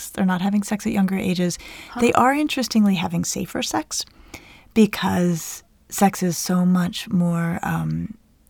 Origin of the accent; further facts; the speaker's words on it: United States; we're American